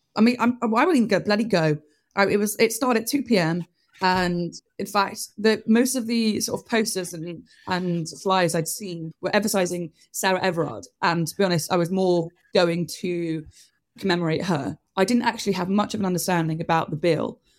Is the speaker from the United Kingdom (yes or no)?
yes; Bristol, South West England, United Kingdom; also born or lived in Oxford; Bristol. I am Bristol born